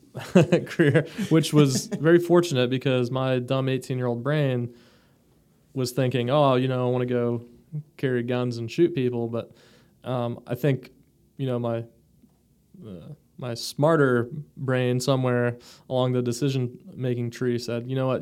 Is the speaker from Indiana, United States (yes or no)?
no; Florida, United States; also born or lived in Michigan; I grew up in Florida. I was born in Michigan